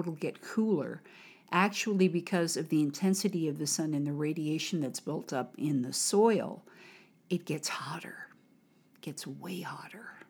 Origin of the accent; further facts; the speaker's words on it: United States; from America